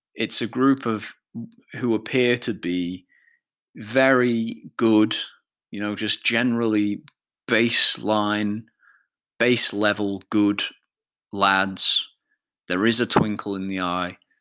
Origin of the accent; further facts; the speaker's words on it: Isle of Man; I feel very much like a Manx person, a person of the Isle of Man